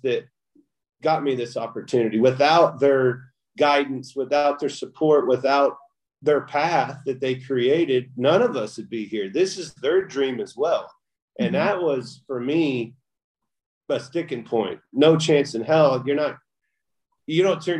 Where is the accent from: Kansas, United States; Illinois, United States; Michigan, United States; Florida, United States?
Kansas, United States; I grew up in the Midwest